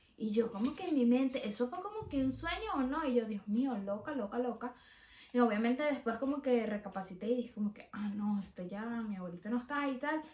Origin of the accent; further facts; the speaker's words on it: Venezuela; moved away as an adult; me fui de Venezuela